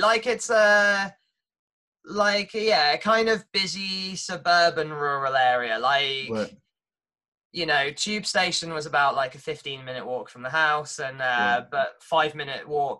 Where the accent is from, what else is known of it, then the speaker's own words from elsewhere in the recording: Watford, East of England, United Kingdom; moved away as an adult; now in Norwich, United Kingdom; I'm from Watford